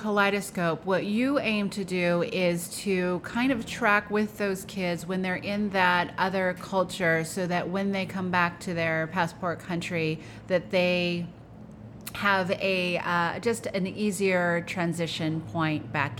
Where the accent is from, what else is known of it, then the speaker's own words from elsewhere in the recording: United States; I grew up in America. I grew up in a suburb.